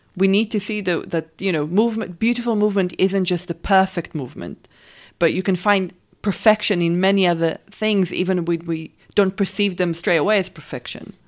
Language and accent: English; Israel; I'm from Israel, raised and born there